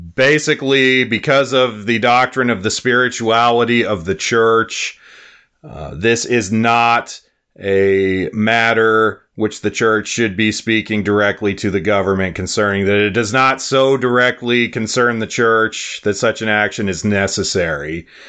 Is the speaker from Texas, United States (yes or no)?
no; Wyoming, United States; now in South Dakota, United States; my home state of Wyoming